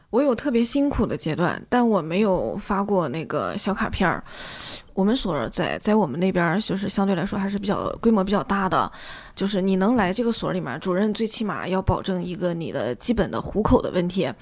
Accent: Northeast China, China; 因为我们东北嘛

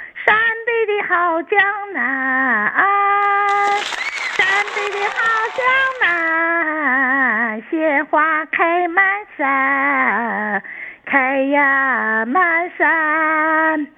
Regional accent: Dalian, Liaoning, China; 大连人啊，

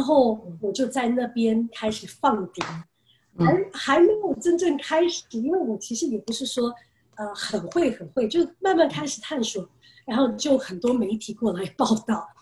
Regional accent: United States; moved away as an adult; also born or lived in Taiwan; now in China; 我六岁从台湾搬到美国，然后嗯。其实就在美国长大

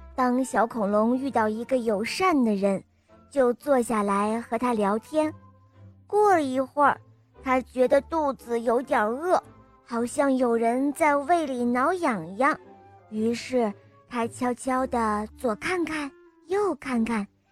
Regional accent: Shijiazhuang, Hebei, China; 我来自石家庄

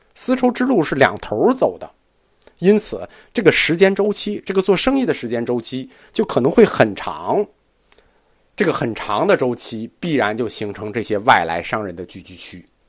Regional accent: China; 我们中国人的世界观里头

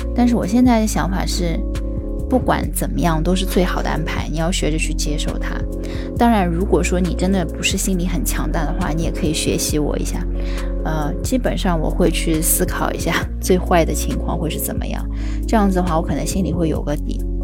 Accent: Shanghai, China; also born or lived in Hangzhou; 我从小出生长大，在上海，啊，一直在上海，呃，直到大学也在上海，唯一就是有两年多，快三年时间在杭州

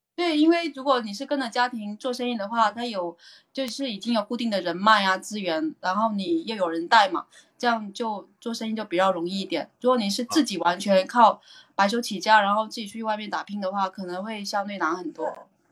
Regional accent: Guangdong, China; now in Guangzhou, China; 我是广东潮汕人

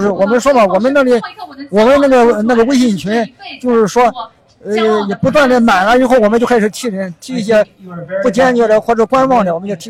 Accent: Zaozhuang, Shandong, China; moved away as an adult; also born or lived in Jinan; now in Zaozhuang, China; 我小时候就在枣庄长大

